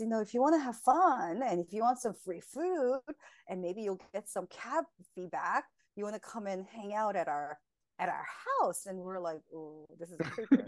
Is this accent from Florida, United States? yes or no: no; California, United States; now in New Jersey, United States; I'm originally from California.